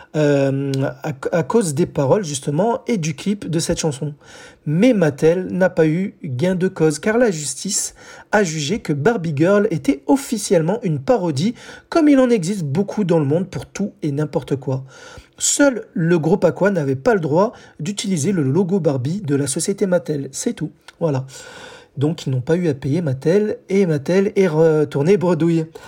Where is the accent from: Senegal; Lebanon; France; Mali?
France; chez nous, en France